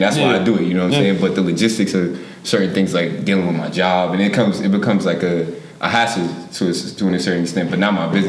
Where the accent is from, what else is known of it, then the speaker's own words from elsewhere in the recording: Yonkers, New York, United States; growing up in Yonkers